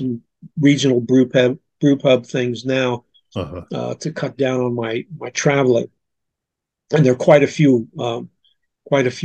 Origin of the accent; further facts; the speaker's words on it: Plainfield, New Jersey, United States; also born or lived in California; now in Salisbury, United States; I'm from Plainfield, New Jersey, and I grew up in the 1950s